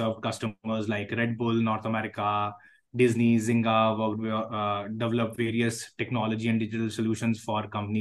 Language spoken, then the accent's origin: English; Jaipur, Rajasthan, India; I come from Jaipur, which is a tier two, so-called